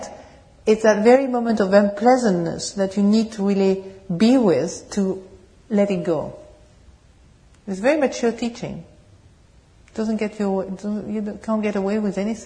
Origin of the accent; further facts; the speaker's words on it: France; accent: French accent with English, British tone; English is a second language; moved away; also born or lived in England; my French accent and English, British tone